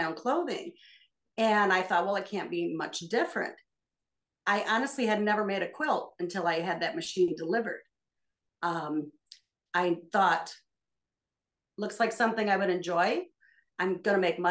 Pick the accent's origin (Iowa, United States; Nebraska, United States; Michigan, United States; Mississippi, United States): Michigan, United States; I'm from Michigan, and we live in the farmland of the thumb area